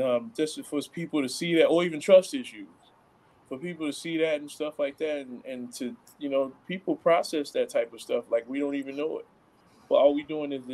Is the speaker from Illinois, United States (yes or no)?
yes; Chicago, Illinois, United States; I'm from Chicago, the west side of Chicago